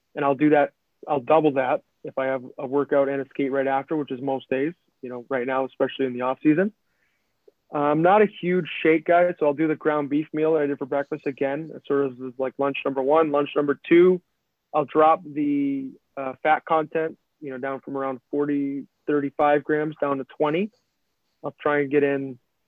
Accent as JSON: {"language": "English", "region": "Midwest", "country": "United States", "moved": "yes", "said": "we're from the Midwest"}